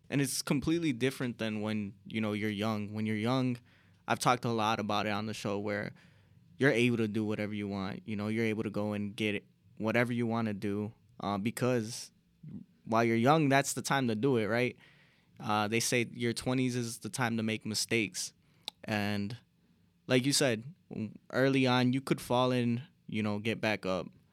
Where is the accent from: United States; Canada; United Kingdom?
United States; Chicago, Illinois; we're from Chicago